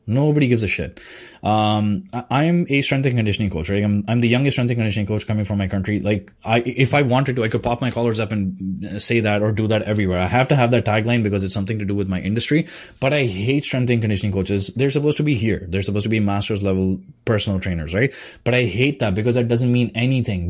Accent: India; now in Canada; my background as an Indian person, like coming from Indian culture, because the schooling system, the cultural system there is different

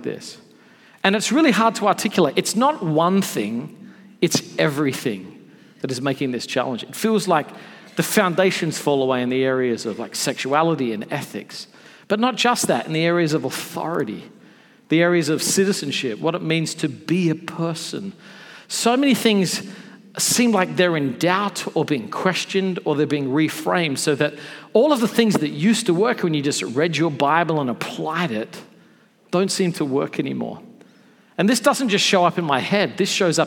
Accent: Australia; now in United States; I'm from Australia originally

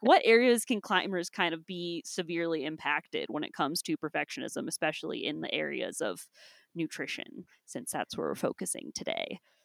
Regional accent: Ohio, United States; now in Utah, United States; my state right now, I guess it's not my home state, sorry, Ohio

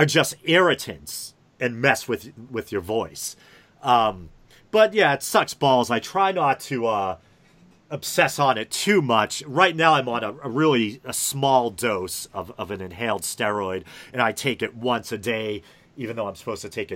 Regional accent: New England, United States; accent: New England; if they're not a New Englander, you know, people like find my accent funny

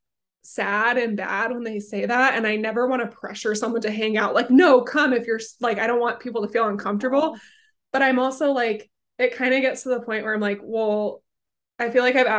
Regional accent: United States; moved away as an adult; an American living abroad

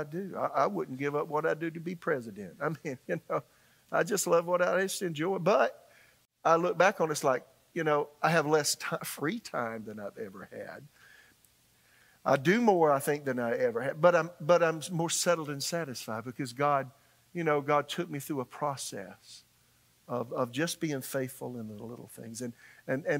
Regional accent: Florence, South Carolina, United States; moved away as an adult; also born or lived in Tulsa, Oklahoma; now in Raleigh, United States; in my hometown in Florence, South Carolina

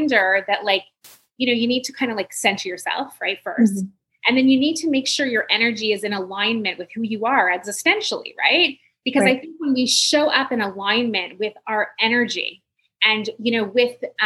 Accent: Montreal, Quebec, Canada; I'm from Montreal

